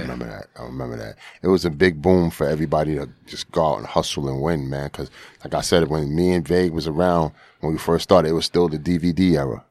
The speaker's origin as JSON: {"language": "English", "town": "New York City", "region": "New York", "country": "United States", "tie": "born or raised there", "said": "most of my life I spend on, uh, Finley Ave."}